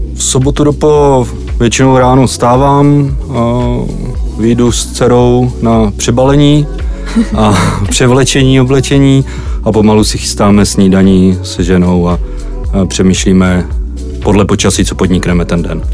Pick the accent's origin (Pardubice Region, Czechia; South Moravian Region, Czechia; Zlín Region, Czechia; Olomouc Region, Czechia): South Moravian Region, Czechia; pocházím z Jižní Moravy